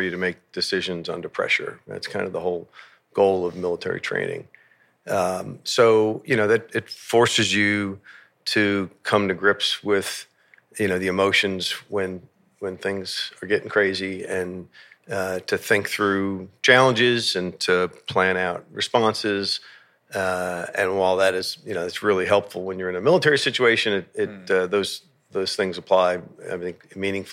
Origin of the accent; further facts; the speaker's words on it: New York City, New York, United States; moved away as an adult; also born or lived in Nassau County, Long Island; I grew up in New York